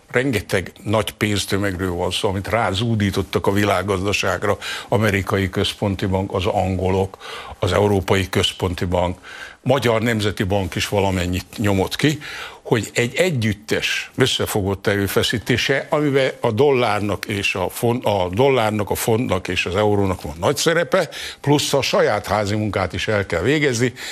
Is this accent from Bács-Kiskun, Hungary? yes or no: no; Zala, Hungary; én Zalai vagyok